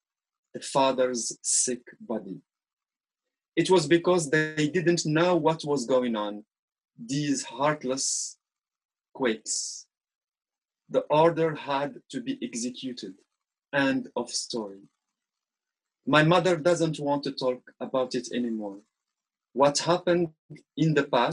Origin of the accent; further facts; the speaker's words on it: Morocco; first language Arabic; English is a second language; I was born and raised in Arabic family in Morocco